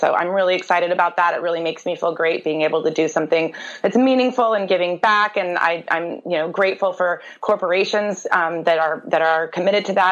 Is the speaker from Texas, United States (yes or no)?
no; Durango, Colorado, United States; I grew up in Colorado, and I went to school at Durango High School, which is down in Southwest Colorado